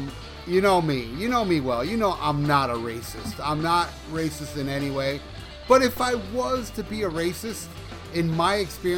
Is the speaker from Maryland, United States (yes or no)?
no; Hialeah, Florida, United States; also born or lived in Miami; when I visit Hialeah, my hometown.